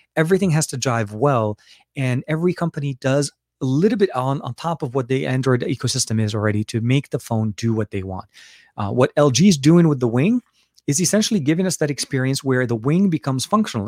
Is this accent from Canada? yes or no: no; Lebanon; moved away; I'm from Lebanon as well. So we grew up with a lot of British candy